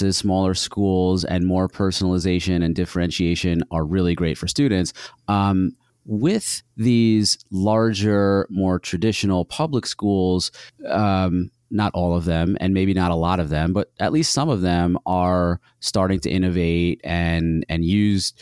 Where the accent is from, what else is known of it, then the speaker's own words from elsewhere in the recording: New York, United States; we grew up in New York State